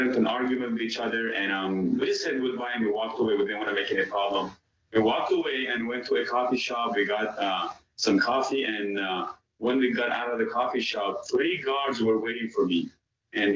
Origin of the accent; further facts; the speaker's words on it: Iran; moved away; I'm originally from Iran.